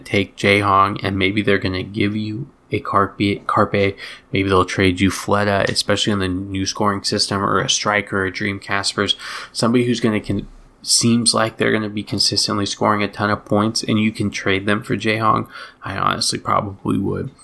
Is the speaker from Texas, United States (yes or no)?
no; outside of Boston, Massachusetts, United States; moved away; I grew up outside of Boston for a long time